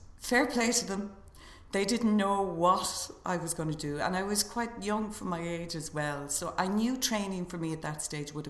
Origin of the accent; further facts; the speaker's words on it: Galway, Connacht, Ireland; I was from Galway